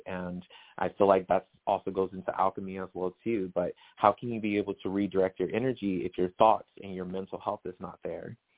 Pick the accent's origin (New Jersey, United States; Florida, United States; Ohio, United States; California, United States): California, United States; Riverside; born or raised there; moved away as an adult; now in Las Vegas, United States